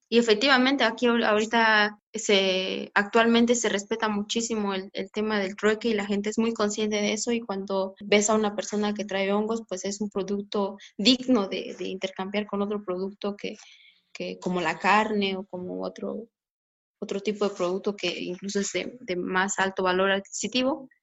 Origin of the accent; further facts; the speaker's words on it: Mixteca Alta, Oaxaca, Mexico; aquí en, en la Mixteca Alta pues se encuentra bosque de conífera, hasta la parte más alta, que es de donde yo soy